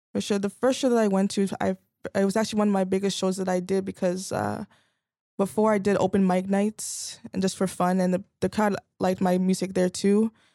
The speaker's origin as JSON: {"language": "English", "town": "Vaughan", "region": "Ontario", "country": "Canada", "tie": "born or raised there", "said": "I actually grew up in Vaughan"}